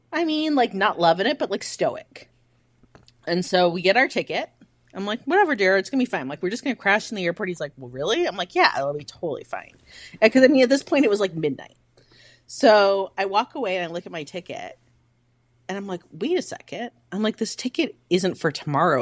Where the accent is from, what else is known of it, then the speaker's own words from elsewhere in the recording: Midwest, United States; I am from the Midwest